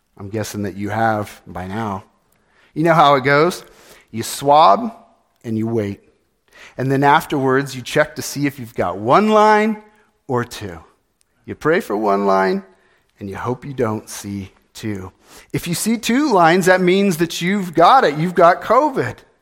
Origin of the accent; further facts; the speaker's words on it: California, United States; moved away; I was born in California